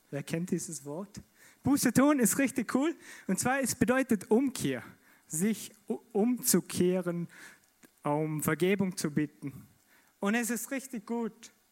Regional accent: Vorarlberg, Austria; Und in mir kam die Frage auf, als, als Vorarlberger, gerecht, gerecht.

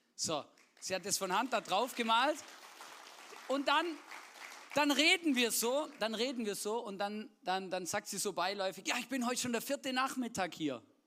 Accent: Swabia, Baden-Württemberg, Germany; ich bin ja gebürtiger Schwabe

